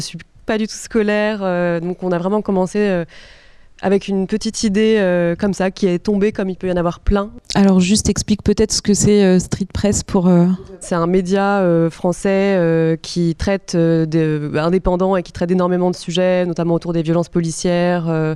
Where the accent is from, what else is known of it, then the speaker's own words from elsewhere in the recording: countryside around Lyon, Auvergne-Rhône-Alpes, France; moved away; je venais de, la campagne de Lyon